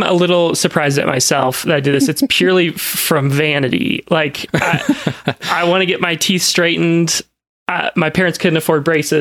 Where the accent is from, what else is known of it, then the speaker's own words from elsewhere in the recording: Nebraska, United States; I'm from Nebraska, you know, I've got some roots there